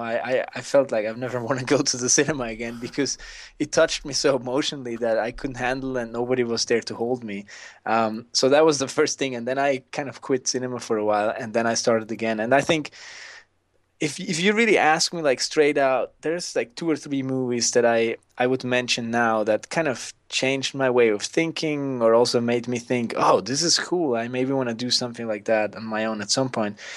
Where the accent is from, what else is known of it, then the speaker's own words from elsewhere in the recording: Switzerland; I grew up in the Swiss mountains